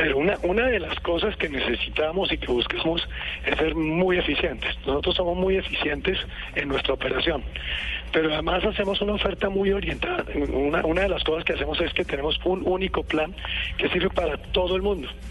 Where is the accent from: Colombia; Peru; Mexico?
Colombia; yo soy un colombiano, un colombiano de pura cepa